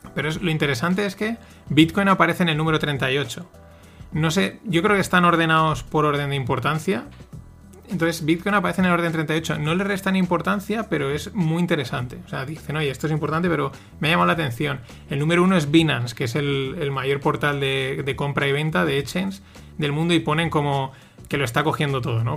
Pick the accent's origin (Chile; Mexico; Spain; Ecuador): Spain; los españoles no sabemos vender